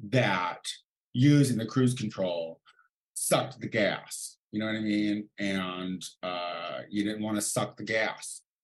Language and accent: English; Illinois, United States; now in Los Angeles, United States; I'm from Illinois. I've had a few white Christmases.